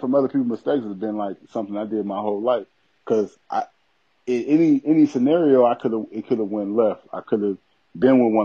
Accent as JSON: {"language": "English", "town": "Aurora", "region": "Illinois", "country": "United States", "tie": "born or raised there", "also_born_or_lived": "Alton, Illinois", "said": "I grew up in outside Chicago in Aurora, Illinois. And that's where I grew up at. I went to grammar school and everything like"}